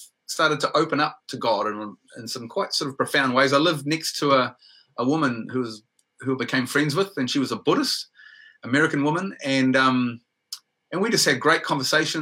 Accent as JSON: {"language": "English", "town": "Whangarei", "region": "Northland", "country": "New Zealand", "tie": "born or raised there", "also_born_or_lived": "Waikato", "moved": "as an adult", "said": "When I was in secondary school up in Whangarei, I'm originally from Whangarei in New Zealand, I went to secondary school there"}